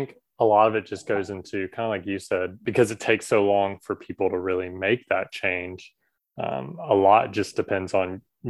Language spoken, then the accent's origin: English; Southern US, United States; now in Taiwan; where I grew up in the Southern US, it's very almost country club style.